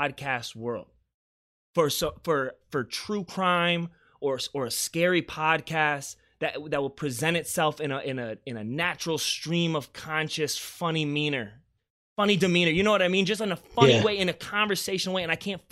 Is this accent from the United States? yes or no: yes; Beaufort, South Carolina, United States; moved away; where I'm from in the small town of Beaufort, South Carolina